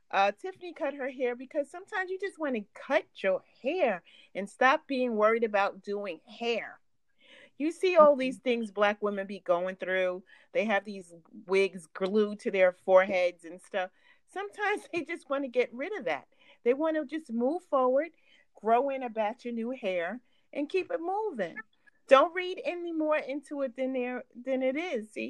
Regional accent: New York, United States; I'm from New York, never New oh. Jersey.

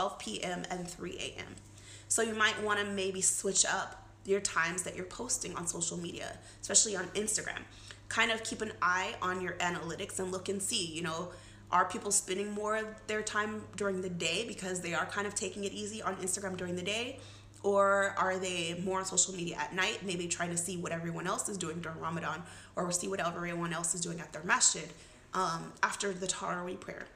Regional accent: United States; being an American Muslim

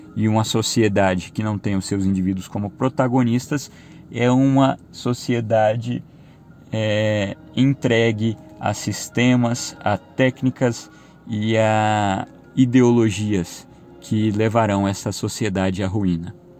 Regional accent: Brazil; nós somos brasileiros

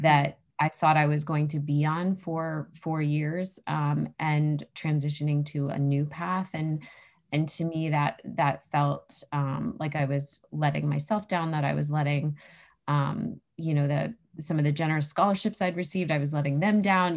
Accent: New Hampshire, United States; I grew up in New Hampshire, which is where I live now

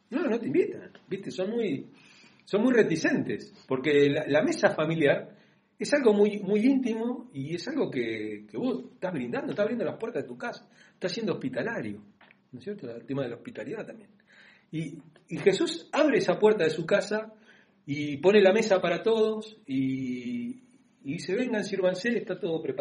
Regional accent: Argentina; nosotros somos, más argentinos

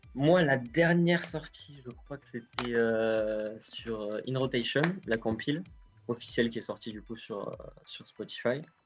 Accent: near Cap d'Agde, Occitania, France; Moi, je suis du sud de la France, à côté du Cap d'Agde

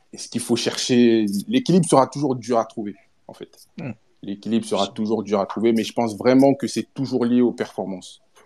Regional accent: Cameroon; chez nous, au Cameroun

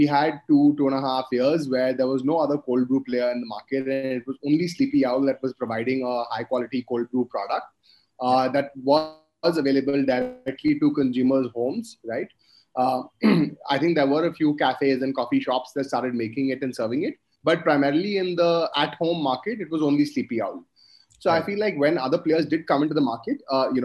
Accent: Kolkata, West Bengal, India; I'm from Calcutta, and that's where I grew up.

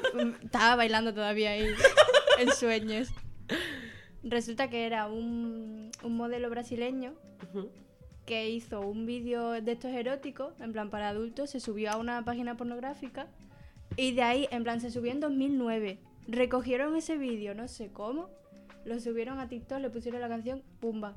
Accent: Badajoz, Extremadura, Spain; soy de aquí de Badajoz

